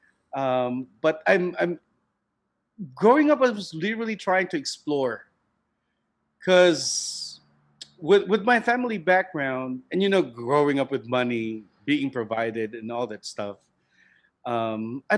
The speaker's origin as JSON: {"language": "English", "town": "Cebu City", "region": "Central Visayas", "country": "Philippines", "tie": "born or raised there", "said": "I grew up in Cebu City. It's right in the southern part of the country"}